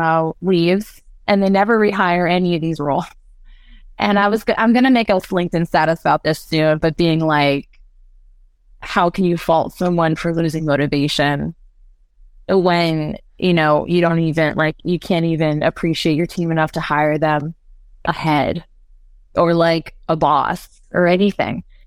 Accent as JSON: {"language": "English", "region": "California", "country": "United States", "moved": "yes", "said": "I come from California"}